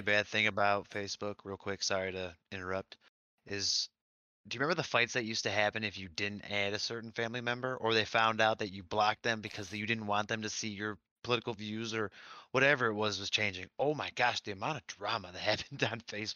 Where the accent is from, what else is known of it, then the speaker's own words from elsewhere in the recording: Michigan, United States; I was raised in Michigan